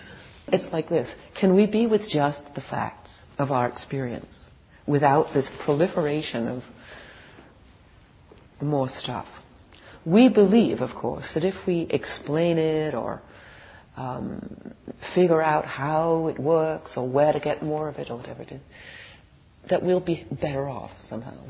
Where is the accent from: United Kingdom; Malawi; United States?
United Kingdom; England; moved away; I was born in England